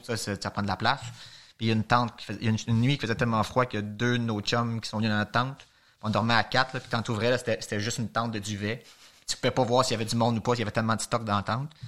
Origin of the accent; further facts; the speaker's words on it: Montreal, Quebec, Canada; de Montréal